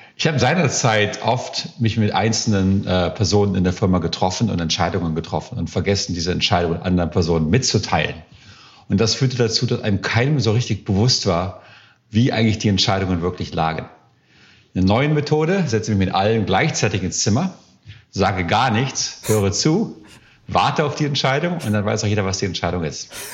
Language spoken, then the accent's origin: German; Germany; also born or lived in Silicon Valley, United States; now in United States